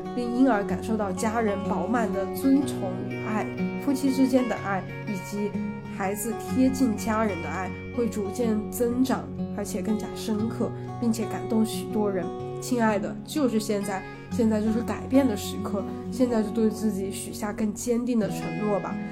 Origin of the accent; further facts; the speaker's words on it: China; 我们中国小孩儿